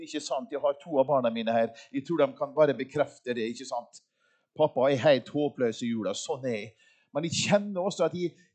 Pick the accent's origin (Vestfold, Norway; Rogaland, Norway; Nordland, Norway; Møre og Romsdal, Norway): Møre og Romsdal, Norway; Molde; jeg er jo yngst av fem brødre. Og hjemme i Molde